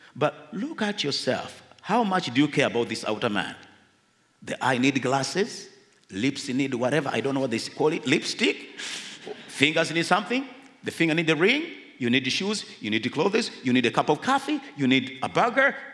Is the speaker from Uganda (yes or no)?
yes; Uganda